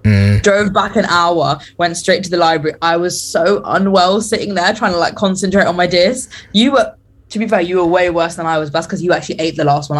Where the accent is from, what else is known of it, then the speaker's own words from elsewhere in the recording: London, United Kingdom; accent: British; London. And they were like, oh. And we're like, yep, from the UK, mate, British accent.